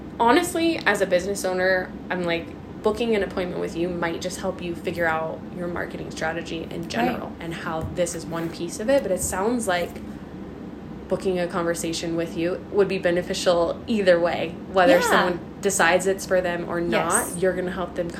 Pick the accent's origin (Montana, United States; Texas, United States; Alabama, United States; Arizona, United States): Montana, United States; Montanans in general